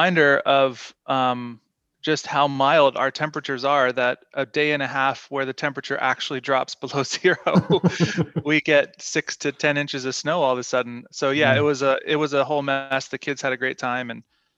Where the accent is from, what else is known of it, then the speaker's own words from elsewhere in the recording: Shenandoah Valley of Virginia, United States; now in Victoria, Canada; I grew up in the Shenandoah Valley of Virginia with my parents and grew up a church kid